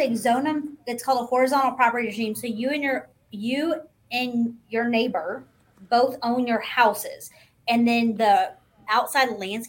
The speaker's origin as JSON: {"language": "English", "town": "Nashville", "region": "Tennessee", "country": "United States", "said": "I'm from Nashville"}